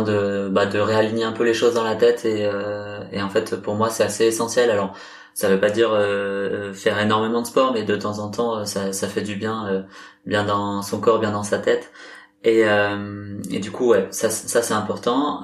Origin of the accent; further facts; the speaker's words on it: Brittany, France; je suis, je suis breton